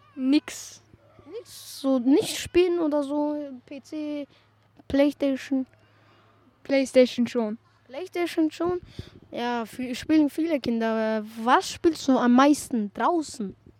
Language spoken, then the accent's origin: German; Salzburg, Austria; Ich bin hier in Salzburg geboren.